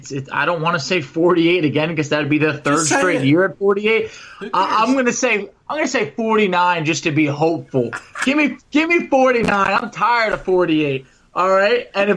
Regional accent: New York, United States; I'm actually from New York

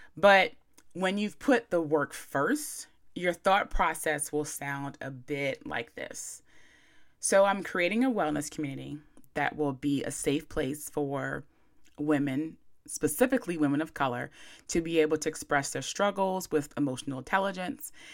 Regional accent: Chestertown, Maryland, United States; moved away as an adult; also born or lived in Baltimore / New York; I'm from Chestertown, Maryland

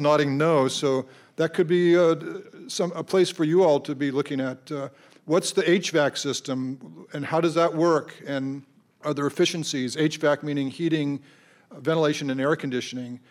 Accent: Colorado, United States; moved away; I grew up in Colorado

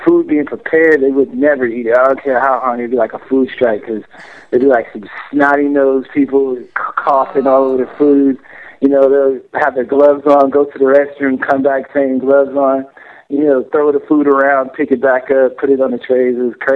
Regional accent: Atlanta, Georgia, United States; moved away; They called me ATL because I was from Atlanta

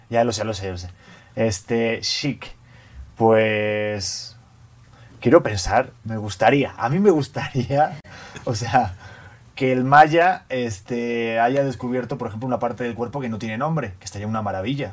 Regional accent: Spain; moved away as an adult; now in Mexico; yo que soy español, llevo ocho años en México

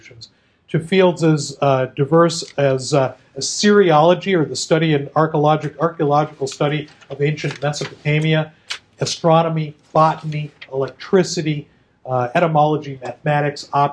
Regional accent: Midwest, United States; accent: Midwestern; my Midwesterner showing through

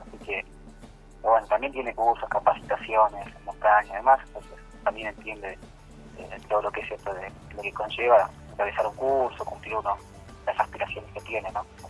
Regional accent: Buenos Aires, Argentina; soy de Buenos Aires

